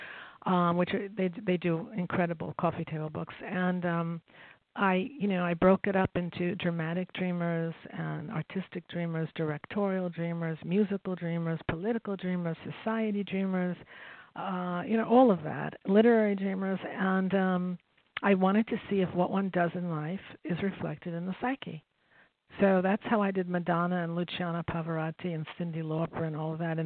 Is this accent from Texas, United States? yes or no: no; New York, United States; I grew up in New York